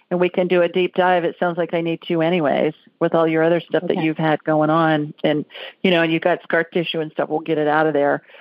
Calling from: Dayton, Ohio, United States; I'm calling from Dayton, Ohio.

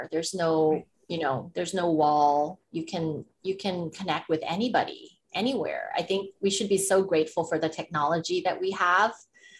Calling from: Bangkok, Thailand; I'm calling from Bangkok, Thailand.

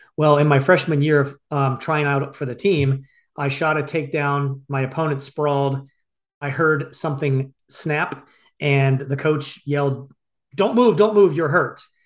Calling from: Phoenix, Arizona, United States; I'm calling you from Phoenix, Arizona

